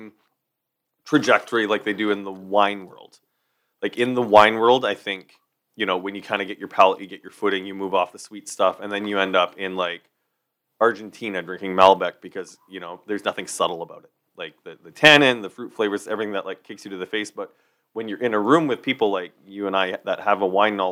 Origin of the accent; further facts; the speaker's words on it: Saskatchewan, Canada; growing up in Saskatchewan